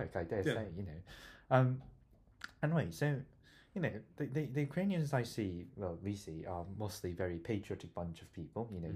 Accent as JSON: {"language": "English", "country": "South Korea", "moved": "yes", "lives_now": "Bristol, United Kingdom", "said": "I'm from South Korea, and we are a divided country"}